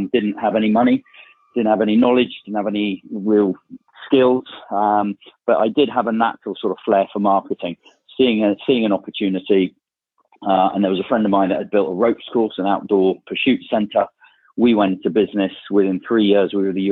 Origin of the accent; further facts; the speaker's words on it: Bournemouth, South West England, United Kingdom; also born or lived in South Africa; I'm from Bournemouth, down in Dorset, where I still live. Spend about half of my time there. Four kids, and that's where I grew up